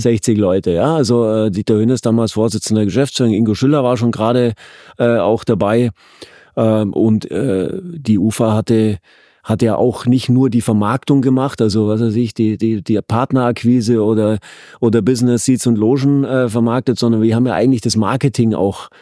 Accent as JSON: {"language": "German", "region": "Bavaria", "country": "Germany", "tie": "born or raised there", "moved": "yes", "lives_now": "Berlin, Germany", "said": "ich komme aus dem Süden, aus dem, aus dem äußersten Süden, an der, an der Grenze mhm. zu Österreich und Schweiz. Äh, äh, und bin da ja auch groß geworden"}